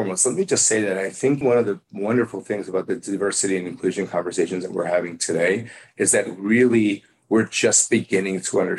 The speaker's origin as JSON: {"language": "English", "region": "Midwest", "country": "United States", "tie": "born or raised there", "said": "And so I think I grew up in the Midwest, and I usually sort of are an observer a little bit."}